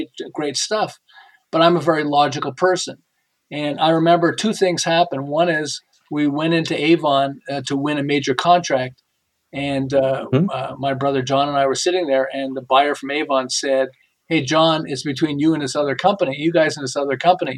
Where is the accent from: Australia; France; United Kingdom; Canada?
Canada; Montreal, Quebec; now in Southern California, United States; I live in Southern California, but I'm originally from Montreal. And 37 years ago, we moved to Southern California.